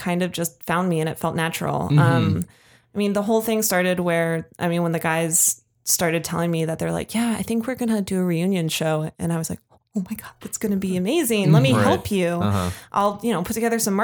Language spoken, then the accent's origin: English; Colorado, United States; I'm not local to the Bay Area. Mm-hmm. Like I'm from Colorado.